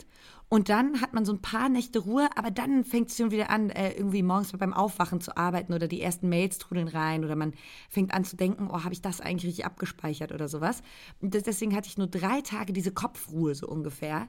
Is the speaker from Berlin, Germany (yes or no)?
no; Brandenburg, Germany; moved away; einen Brandenburger Landwein, der in der Nähe meiner Heimat ähm, hergestellt wird, um nicht zu sagen sogar genau dort